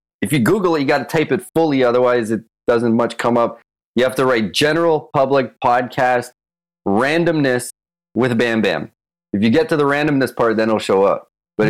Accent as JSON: {"language": "English", "town": "Toronto", "region": "Ontario", "country": "Canada", "tie": "born or raised there", "said": "north of Toronto? My parents came from Czech Republic from the USSR occupation, and I'm here now."}